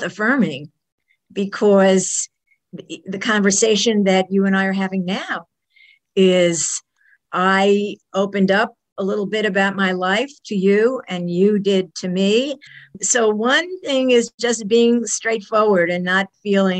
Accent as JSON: {"language": "English", "town": "New York City", "region": "New York", "country": "United States", "tie": "born or raised there", "said": "I am a New Yorker through and through. I was born in a hospital in New York City. My parents were living in Brooklyn, and we lived in that apartment for many years. The family moved to the suburbs when I was a teenager."}